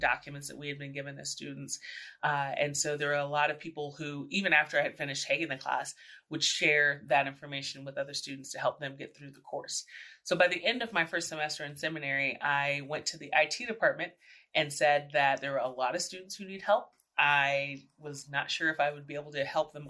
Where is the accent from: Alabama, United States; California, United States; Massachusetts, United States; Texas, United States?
Texas, United States; San Antonio; moved away as an adult; also born or lived in New York City; I was born and raised in San Antonio, Texas, the oldest of four kids.